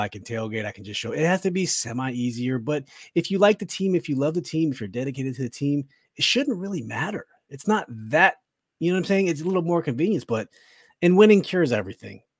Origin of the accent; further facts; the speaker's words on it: Woodbridge, Virginia, United States; moved away as an adult; now in Silver Spring, United States; been born and raised in Woodbridge, lived in Silver Spring now